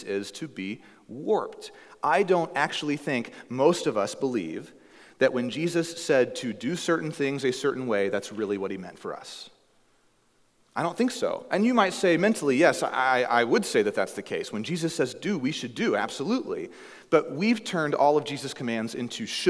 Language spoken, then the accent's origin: English; the Bible Belt, United States; now in Alaska, United States; where I grew up in the Bible Belt